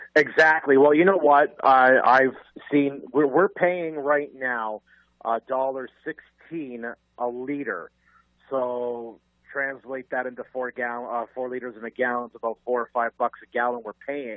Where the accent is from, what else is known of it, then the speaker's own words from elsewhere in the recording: Canada; strictly Canadian